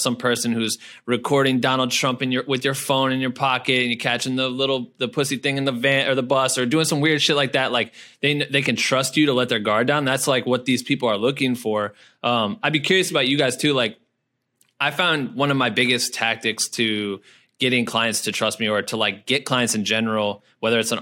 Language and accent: English; Iowa, United States; moved away as an adult; now in Los Angeles, United States; where are you from? I'm like, Iowa